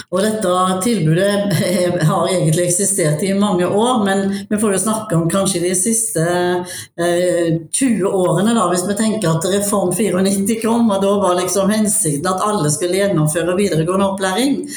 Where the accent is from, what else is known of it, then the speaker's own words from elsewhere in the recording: Haugesund, Rogaland, Norway; now in Mjøndalen, Norway; Eh, jeg er opprinnelig fra Haugesund, jeg bor i Mjøndalen